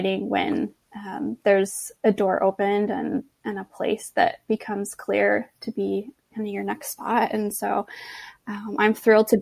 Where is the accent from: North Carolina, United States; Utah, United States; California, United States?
California, United States; Los Angeles; also born or lived in Boston, Massachusetts; now in La Jolla, United States; returned back to LA and took a job at a church near my hometown